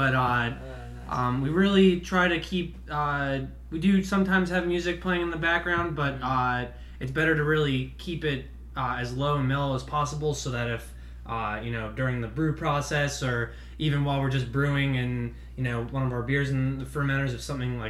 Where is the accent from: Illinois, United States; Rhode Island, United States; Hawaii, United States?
Rhode Island, United States; now in Raleigh, United States; I'm actually from Rhode Island, so I'm a New England sports fan